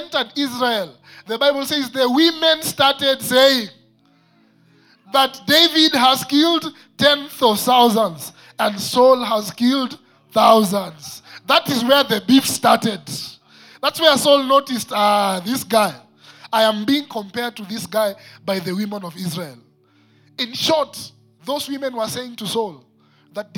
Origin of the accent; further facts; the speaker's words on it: Nairobi, Kenya; I am one who grew up in Eastlands